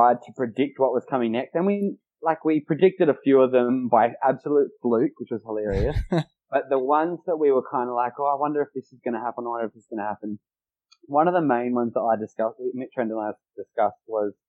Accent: Adelaide, South Australia, Australia; We're both from Adelaide

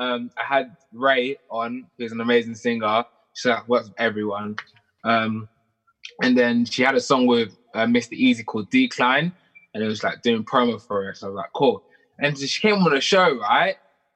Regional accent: Ghana; look, we're the same age, we're both Ghanaian, you know, like, maybe.

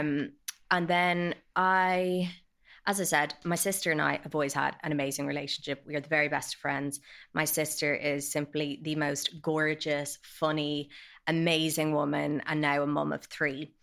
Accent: Dublin, Leinster, Ireland; I grew up in Dublin

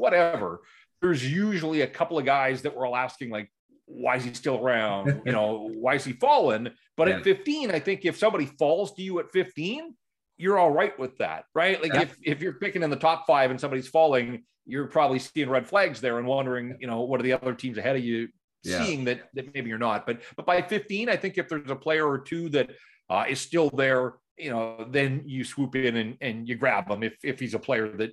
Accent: North Vancouver, British Columbia, Canada; also born or lived in Kamloops; Born and raised in North Vancouver, and really outside of the 6 years that I spent in Kamloops, I have lived in the Lower Mainland

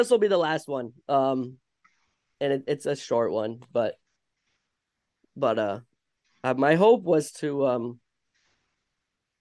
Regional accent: Vermont, United States; accent: Vermont; It's my Vermont accent

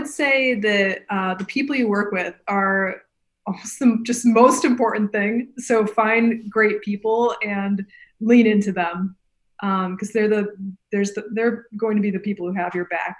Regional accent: Grand Rapids, Michigan, United States; I grew up in Grand Rapids, Michigan, but as I mentioned before, spent pretty much all my summers on the shores of Lake Michigan in this Oceana County area.

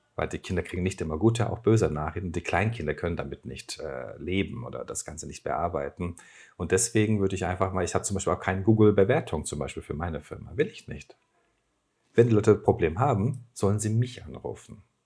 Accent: Turkey; German is a second language; moved away as an adult; now in Germany; Bei uns in der Türkei

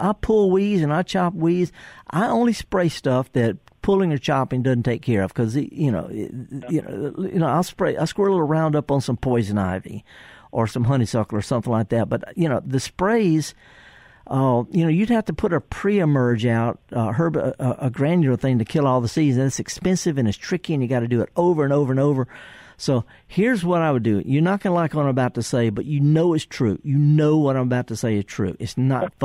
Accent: the Delta, Mississippi, United States; I'm from the Delta

